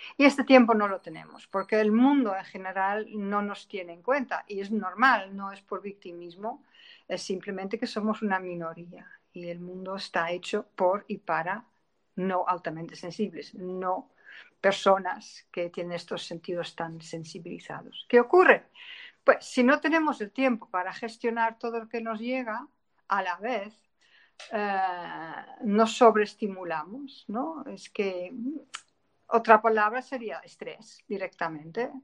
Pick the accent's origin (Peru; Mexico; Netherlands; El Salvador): Netherlands; Spanish is a second language; moved away as an adult; now in Spain; soy una holandesa errante, eh, afincada en España desde hace casi 30 años